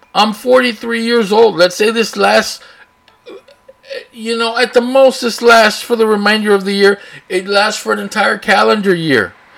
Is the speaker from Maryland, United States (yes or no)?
no; Brownsville, Texas, United States; also born or lived in Austin, Texas / San Antonio, Texas; I live here, born here, raised here.